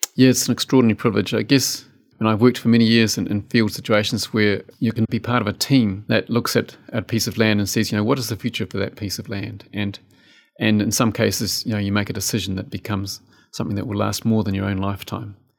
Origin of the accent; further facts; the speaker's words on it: New Zealand; also born or lived in West Coast, New Zealand / Canterbury, New Zealand / Otago, New Zealand; growing up in the South Island, you know, Te Waiponumu, And I've lived in almost